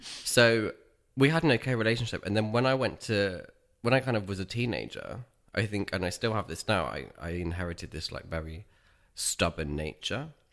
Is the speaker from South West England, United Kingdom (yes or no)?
yes; Dorchester, South West England, United Kingdom; I grew up in Dorset, in the county town of Dorchester, which is southwest of the U K.